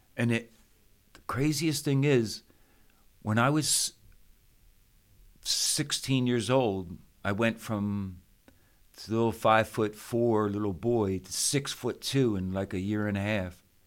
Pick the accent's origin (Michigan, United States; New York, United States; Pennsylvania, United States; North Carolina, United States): Pennsylvania, United States; Philadelphia; I grew up in Philadelphia, Pennsylvania